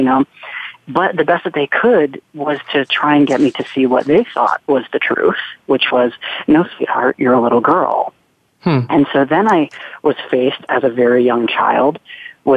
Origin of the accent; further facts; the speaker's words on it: Charlotte, North Carolina, United States; I'm growing up in the South. I'm at high school in Charlotte, North Carolina.